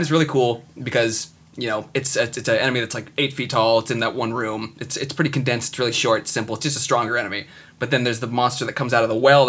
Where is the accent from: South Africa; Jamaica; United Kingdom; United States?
United States; I'm American